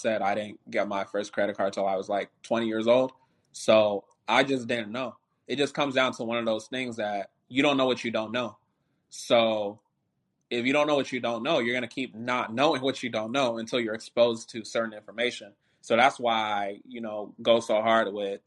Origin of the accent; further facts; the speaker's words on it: Nigeria; I'm Nigerian